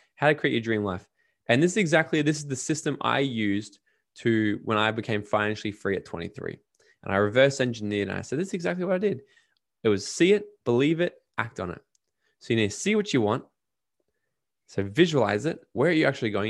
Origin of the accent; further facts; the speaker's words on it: Australia; me being Australian